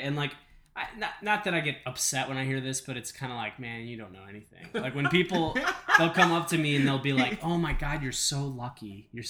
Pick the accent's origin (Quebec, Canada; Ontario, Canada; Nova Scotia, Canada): Nova Scotia, Canada; New Waterford; New Waterford. It's about as big as this table.